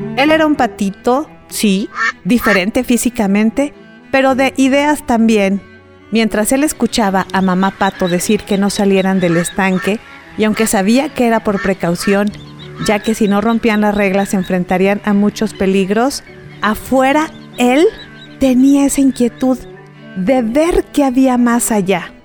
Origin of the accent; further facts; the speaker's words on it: Mexico; darnos la mano como mexicanos